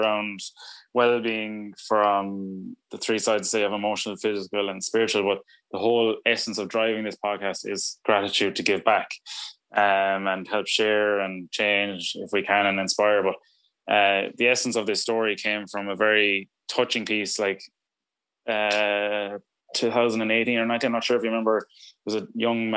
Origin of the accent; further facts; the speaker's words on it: Ireland; we're Irish